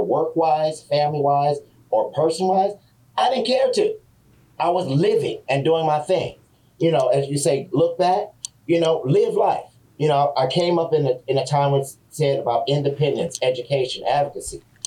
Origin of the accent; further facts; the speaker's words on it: San Francisco, California, United States; I was a black man growing up in San Francisco.